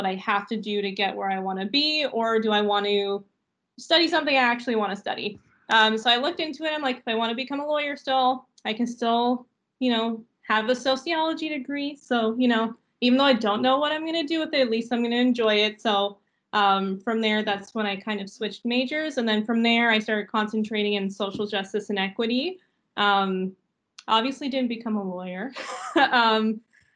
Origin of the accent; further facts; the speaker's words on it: St. Catharines, Ontario, Canada; I'm actually from St. Catharines, so I had no intention of going anywhere beyond St. Catharines